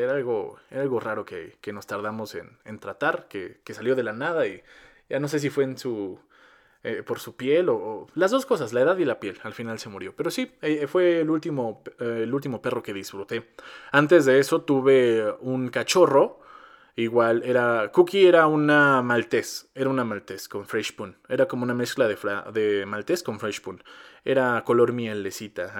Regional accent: Mexico

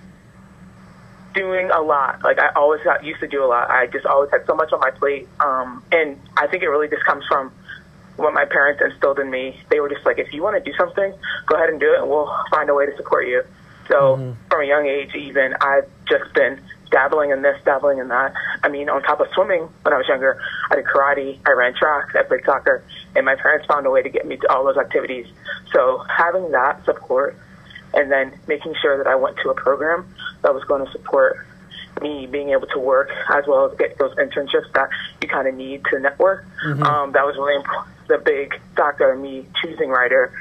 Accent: Burlington, New Jersey, United States; I grew up in Burlington, New Jersey, so I am about 20, 25 minutes out of the city of Philadelphia

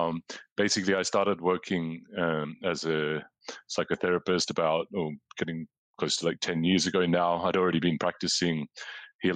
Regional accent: Australia; moved away as an adult; also born or lived in London, United Kingdom; growing up in Australia as a teenager

